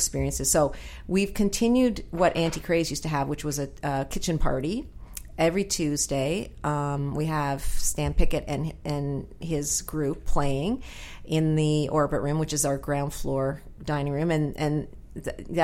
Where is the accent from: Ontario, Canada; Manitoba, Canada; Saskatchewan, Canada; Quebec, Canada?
Ontario, Canada; Toronto; now in St. John's, Canada; I'm from Toronto too